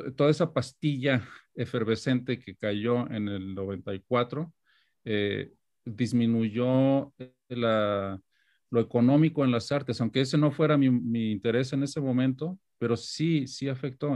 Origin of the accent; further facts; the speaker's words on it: Guadalajara, Jalisco, Mexico; moved away as an adult; now in New York, United States; haber nacido y crecido en Guadalajara